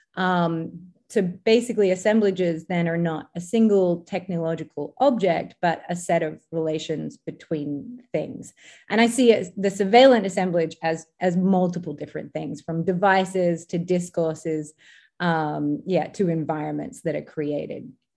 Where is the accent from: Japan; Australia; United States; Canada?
Australia; moved away; in Australia, uh, my home country